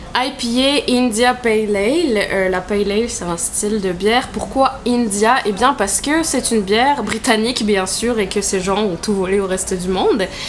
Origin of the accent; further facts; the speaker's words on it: southern France, France; moved away as an adult; also born or lived in Quebec City, Canada; now in Canada; je viens de France, voilà, parce que mon accent est tout à fait discret.